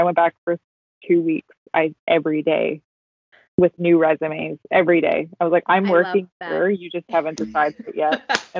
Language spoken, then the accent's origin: English; Canada; now in Vancouver, Canada; We're all from Ireland, but I was like, my family's pretty Canadian. I think I did ancestry.com and it was like, we've all lived up the Southwest for I think 5 generations.